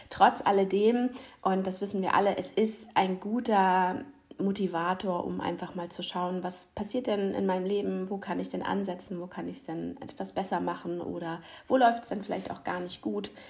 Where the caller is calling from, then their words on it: Ratzeburg, Schleswig-Holstein, Germany; Ich bin aus Ratzeburg bei euch. Heute mal leider nicht live in Person, aber das holen wir nach.